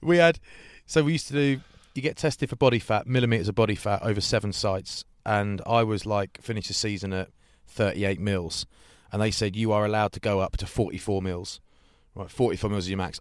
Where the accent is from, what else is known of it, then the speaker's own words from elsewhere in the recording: England, United Kingdom; as an Englishman